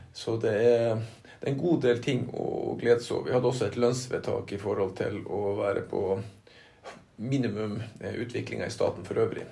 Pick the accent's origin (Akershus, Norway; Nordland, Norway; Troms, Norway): Nordland, Norway; Lødingen; also born or lived in Narvik; Jeg er født, i Narvik, da. Mm. Men jeg er oppvokst på Lødingen